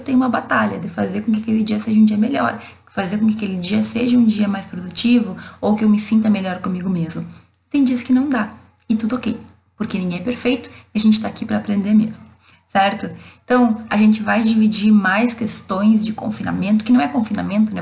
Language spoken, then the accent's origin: Portuguese; Brazil; A gente é brasileiro